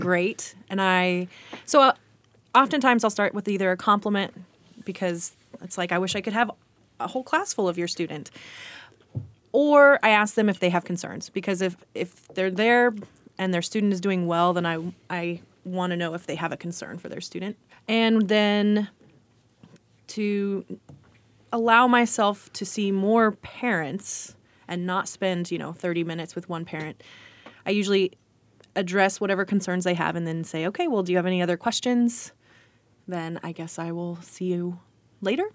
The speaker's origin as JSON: {"language": "English", "country": "United States", "tie": "born or raised there", "said": "I grew up in Johnson County"}